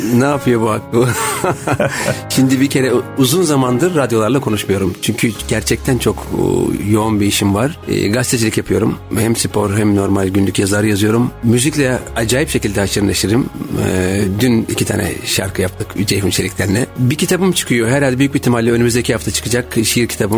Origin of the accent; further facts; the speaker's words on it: Istanbul, Turkey; also born or lived in Erzincan; Ben 7 aylıkken İstanbul'a gelmişim.